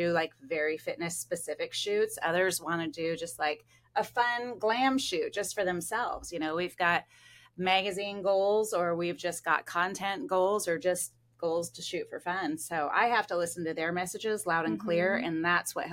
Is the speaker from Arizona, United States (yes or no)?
yes; Scottsdale, Arizona, United States; in between South Florida and Scottsdale, my hometown.